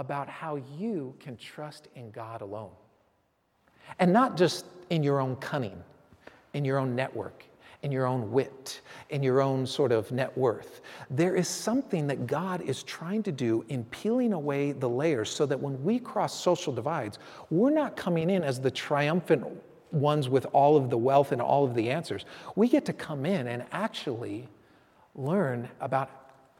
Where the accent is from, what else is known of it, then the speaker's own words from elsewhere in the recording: San Francisco, California, United States; I grew up in San Francisco.